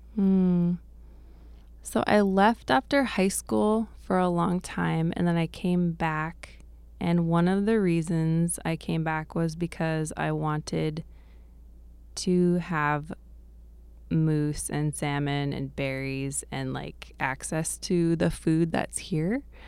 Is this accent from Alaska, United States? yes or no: yes; Bethel, Alaska, United States; I grew up here in Bethel, um, and my parents came up to the Y K Delta in the late seventies. So I've lived here most of my life